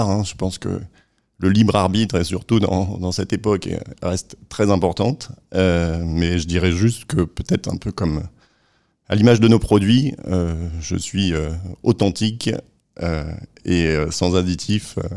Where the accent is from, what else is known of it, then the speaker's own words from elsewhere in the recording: Caen, Normandy, France; also born or lived in Lille; géographiquement, je suis originaire du nord de la France, de Lille. Mais après, j'ai pas mal euh, bourlingué, euh, grandi à Caen, étudié à Nantes, commencé à travailler à Paris.